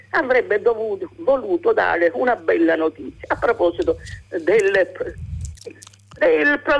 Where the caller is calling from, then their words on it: Capo d'Orlando, Sicily, Italy; Siamo da Capodorlando, in provincia di Messina.